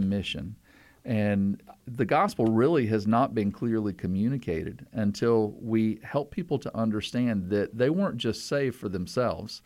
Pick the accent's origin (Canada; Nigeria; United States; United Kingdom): United States; the South; I'm from the South